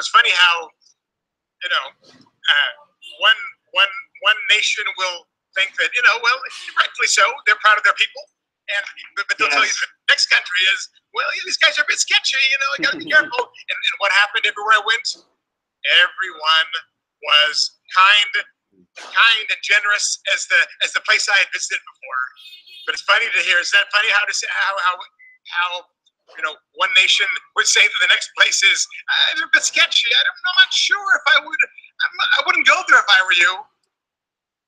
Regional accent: Greece; I'm from Greece

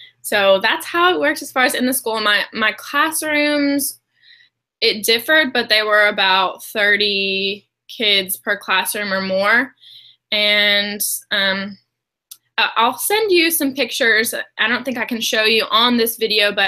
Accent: Kentucky, United States; also born or lived in Alaska; I was born in Alaska, but moved to Kentucky when I was young, so I grew up in Kentucky

